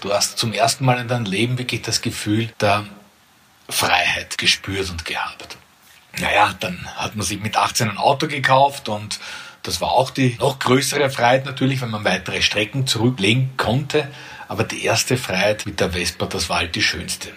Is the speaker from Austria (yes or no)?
yes; Perchtoldsdorf, Lower Austria, Austria; aus Berchtesdorf, meinem Heimatort, wo ich jetzt bei mir im Büro sitze